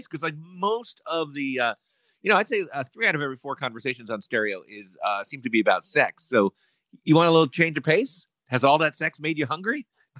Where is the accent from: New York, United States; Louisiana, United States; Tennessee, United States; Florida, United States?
New York, United States; Long Island; moved away; I had fluff growing up on Long Island, New York.